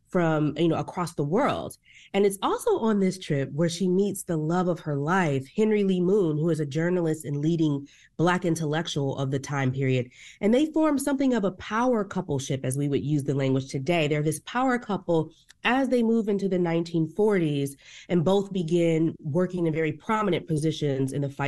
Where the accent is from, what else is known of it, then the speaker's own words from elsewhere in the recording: Fort Wayne, Indiana, United States; Now you know I'm a Midwesterner.